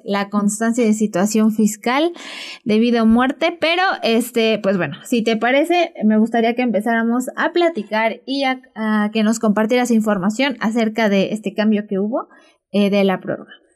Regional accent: Zacatlán, Puebla, Mexico; nosotros somos de Zacatlán

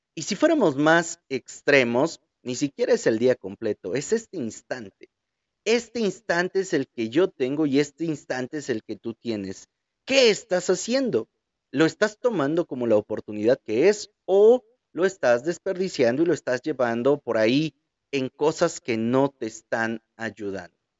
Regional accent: Mexico; Como buenos mexicanos

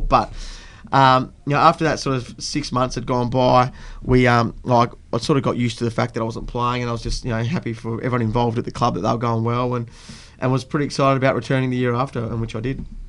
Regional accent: Fremantle, Western Australia, Australia; I grew up around locally around um, sort of Coogee way, and then um, went to school at CBC and then obviously played my footy through at South Fremantle

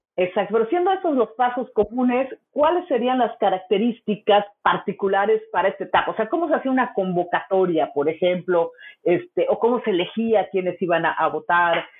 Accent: Mexico

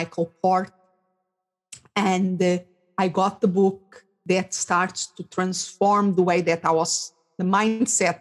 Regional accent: Portugal; English is a second language; moved away as an adult; also born or lived in England / Spain; now in Phoenix, United States; I'm originally from Portugal. So I raised and I did my studies there.

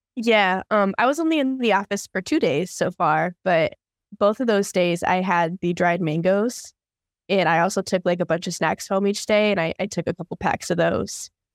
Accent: Arizona, United States; I'm from Arizona

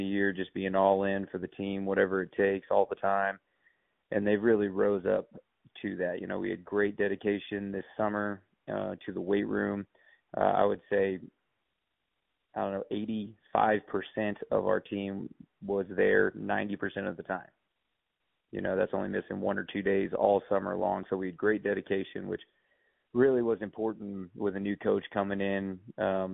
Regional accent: Kansas City, Missouri, United States; moved away as an adult; also born or lived in Springfield, Missouri; now in North Platte, United States; I'm originally from the Kansas City area. I played at Staley High School under Fred Bouchard

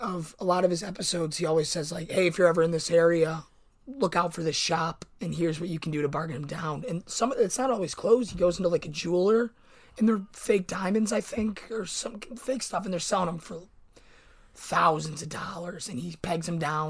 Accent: Buffalo, New York, United States; I'm from Buffalo, New York.

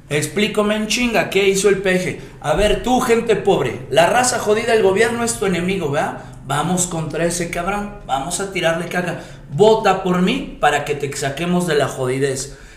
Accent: Mexico; Como mexicano

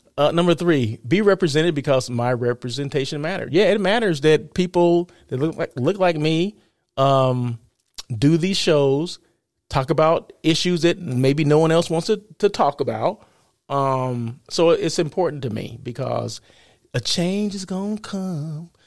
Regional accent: Blythe, California, United States; Blythe is my hometown

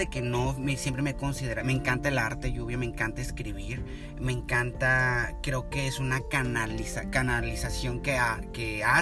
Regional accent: Apatzingán, Michoacán, Mexico; moved away as an adult; now in United States; pues prácticamente vengo de México, soy michoacano, de Apaxingán.

